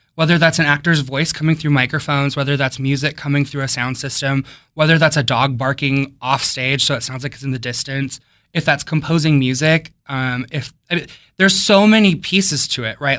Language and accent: English; Wisconsin, United States; now in Silver Spring, United States; I grew up in Wisconsin